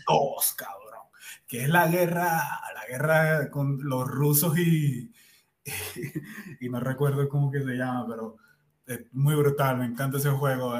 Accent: Cumaná, Sucre, Venezuela; moved away as an adult; also born or lived in Margarita Island, Venezuela; now in Colombia; Yo vengo de la costa de Venezuela, del oriente del país. Cumaná

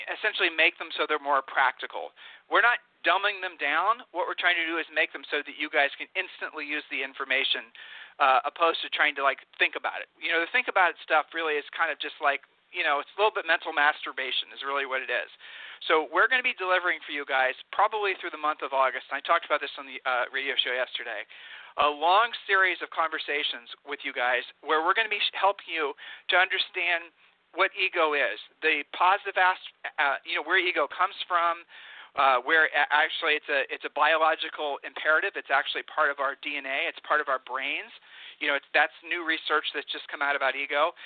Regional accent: Ohio, United States; moved away; we're from Ohio

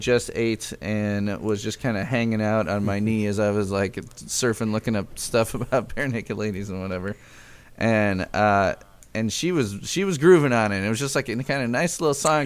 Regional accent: Chicago, Illinois, United States; now in Lafayette, United States; I grew up in Chicago

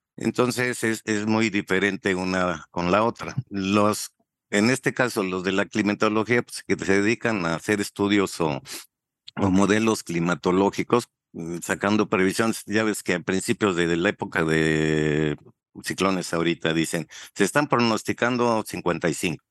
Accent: Torreón, Coahuila, Mexico; moved away as an adult; also born or lived in Mexico City / Chihuahua / Cozumel; regresé a, mi tierra, aquí a Torreón

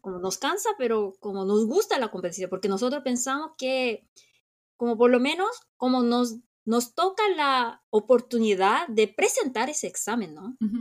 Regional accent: South Korea; como muchos coreanos

